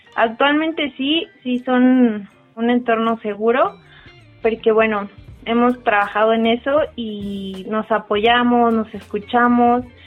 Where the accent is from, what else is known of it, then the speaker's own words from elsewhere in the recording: Mexico City, Mexico; soy de la Ciudad de México y tengo 29 años